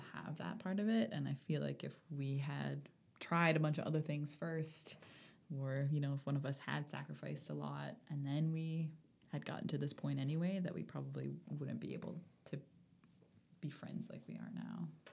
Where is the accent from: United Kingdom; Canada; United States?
Canada; Bedford, Nova Scotia; also born or lived in Charlottetown, Prince Edward Island / Cold Lake, Alberta; I lived in Bedford for my whole childhood, and then I went away for one year and then, um, came back to Nova Scotia